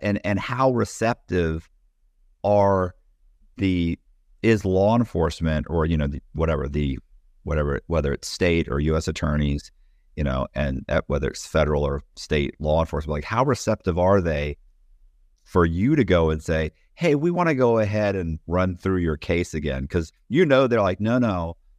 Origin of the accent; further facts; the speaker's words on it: Temple Terrace, Florida, United States; I was raised in Temple Terrace, but nobody knows where Temple Terrace is, so I should say Tampa